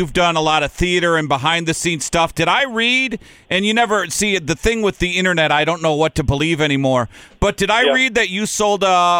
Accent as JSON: {"language": "English", "town": "South St. Paul", "region": "Minnesota", "country": "United States", "tie": "born or raised there", "said": "I grew up in South St. Paul, Minnesota, across the street was one Mr. Phil Housley."}